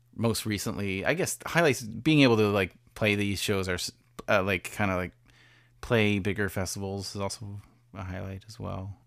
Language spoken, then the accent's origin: English; Canada; as a Canadian.